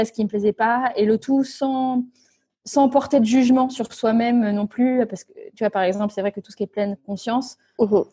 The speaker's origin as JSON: {"language": "French", "area": "Picardy", "region": "Hauts-de-France", "country": "France", "tie": "born or raised there", "said": "on vient d'un petit coin de Picardie."}